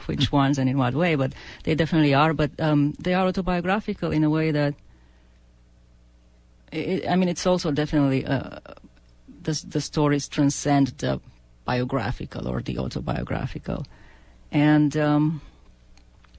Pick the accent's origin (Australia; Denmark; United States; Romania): Romania; an Eastern European because I come from Romania